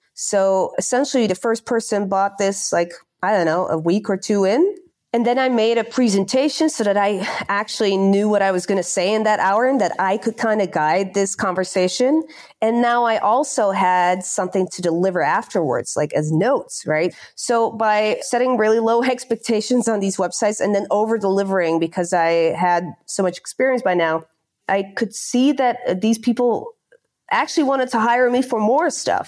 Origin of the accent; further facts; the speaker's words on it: near The Hague, South Holland, Netherlands; English is a second language; moved away as an adult; also born or lived in Barcelona, Spain / London, United Kingdom; I'm from a shitty town close to The Hague